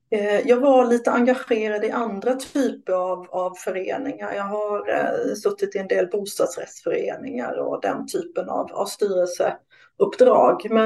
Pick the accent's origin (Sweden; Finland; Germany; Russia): Sweden; Småland; Jag är från Småland